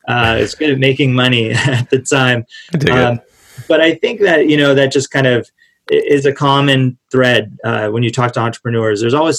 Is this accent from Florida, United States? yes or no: no; California, United States; Yeah, grew up most of my life in Southern California. My family's from there. Moved around a bit as a kid, as my dad was in the Air Force